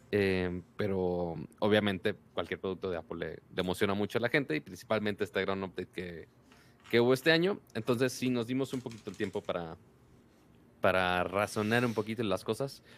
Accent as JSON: {"language": "Spanish", "town": "Monterrey", "region": "Nuevo León", "country": "Mexico", "said": "yo soy Monterrey"}